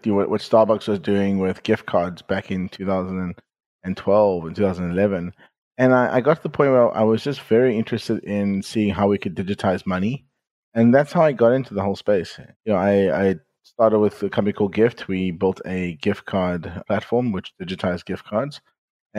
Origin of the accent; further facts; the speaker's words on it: South Africa; moved away as an adult; also born or lived in Silicon Valley; I'm originally from South Africa, and some people could probably tell from my accent. And I grew up there. I left at the age of 28